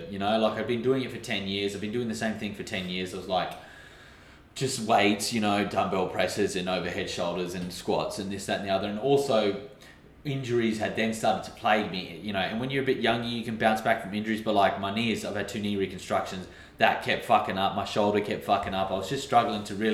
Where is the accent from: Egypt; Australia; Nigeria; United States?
Australia; moved away as an adult; also born or lived in London; now in Dubai, United Arab Emirates; I'm from Australia.